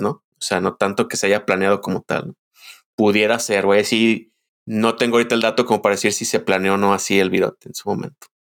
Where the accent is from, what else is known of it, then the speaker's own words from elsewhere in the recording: Guadalajara, Jalisco, Mexico; Nosotros como tapatíos